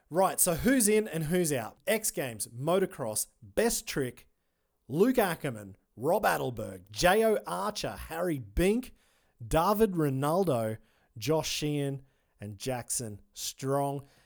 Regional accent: Australia; I'm an Aussie

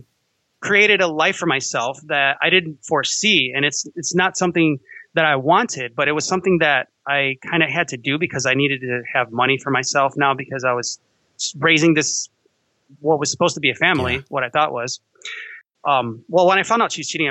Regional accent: Chicago, Illinois, United States; Growing up in Chicago, I used to like the Cubs

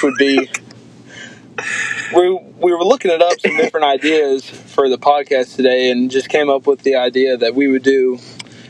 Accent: Mount Juliet, Tennessee, United States; moved away as an adult; now in Martin, United States; I am from Mount Juliet, Tennessee, which is about 20 minutes outside of Nashville

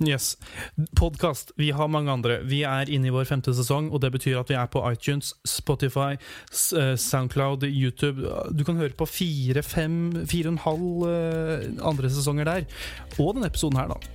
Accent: Hamar, Innlandet, Norway; hjemme i Hamar, i Ottestad

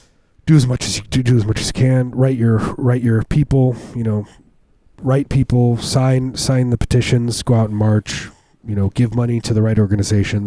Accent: Chicago, Illinois, United States; I grew up around Chicago

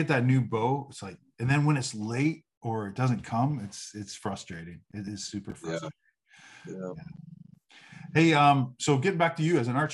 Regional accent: Canada; moved away; I'm Canadian

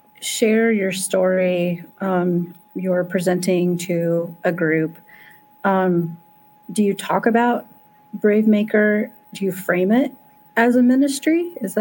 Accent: Indiana, United States; I'm from the Midwest, mm-hmm. you know, I'm from Indiana, a red state, a very, you know, red state.

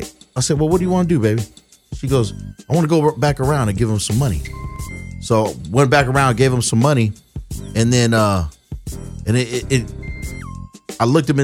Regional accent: Long Beach, California, United States; I grew up in Long Beach

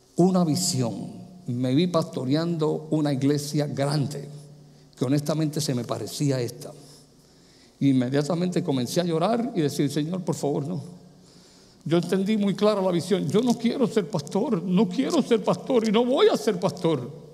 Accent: Puerto Rico; moved away; also born or lived in New York / Pennsylvania / Michigan; en mi país, Puerto Rico, cuando me mudé a Nueva York, a Pensilvania, a Michigan y aquí

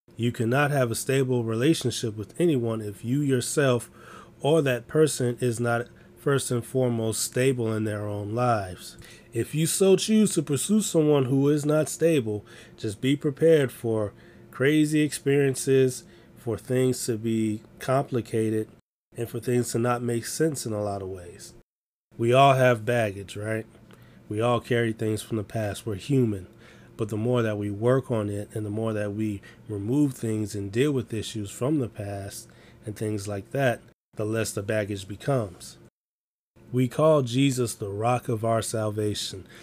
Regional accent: Chicago, Illinois, United States; I'm from Chicago

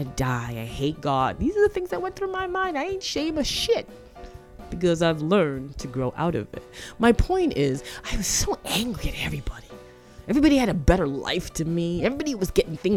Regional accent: Toronto, Ontario, Canada; I grew up in Toronto, Canada, and Scarborough.

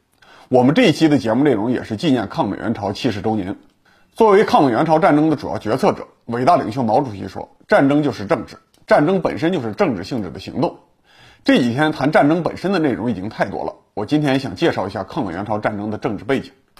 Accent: Chengde, Hebei, China; 日本人的胜利意味着我的家乡重新被一个皇帝统治，

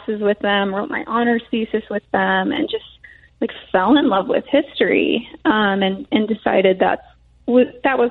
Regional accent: Lake Bluff, Illinois, United States; we grew up in Lake Forest and Lake Bluff for me

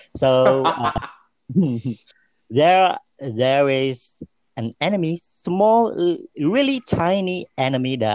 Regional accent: Depok, West Java, Indonesia; Depok City, which is really near to our office and my hometown

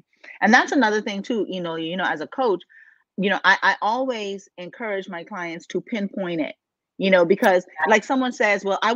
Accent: Bahamas; I'm from the islands. I was born and raised in the Bahamas, y'all. And so, you know, I grew up in the ocean

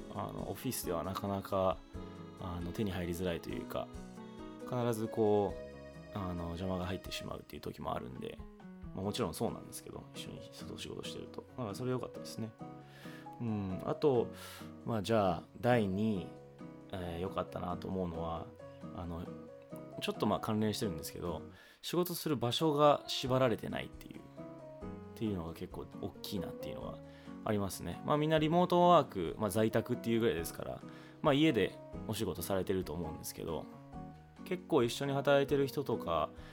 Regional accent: Hawaii, United States; also born or lived in Japan; now in California, United States; 日本生まれハワイ育ちカリフォルニア在住のエンジニアの私

